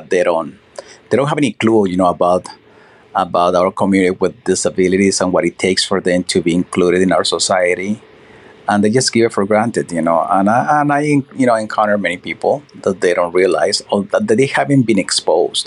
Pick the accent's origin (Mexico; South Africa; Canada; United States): Mexico; moved away; Mexico, my hometown